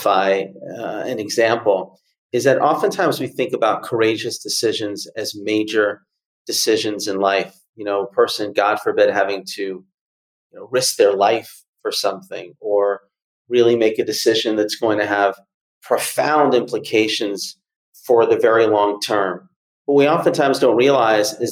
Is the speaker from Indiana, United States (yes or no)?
no; Atlanta, Georgia, United States; I grew up in Atlanta